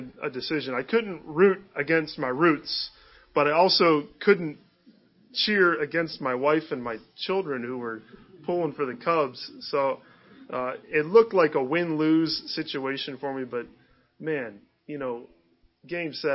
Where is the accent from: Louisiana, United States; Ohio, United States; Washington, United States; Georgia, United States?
Ohio, United States; Northeast; moved away as an adult; also born or lived in Chicago; I grew up in Northeast Ohio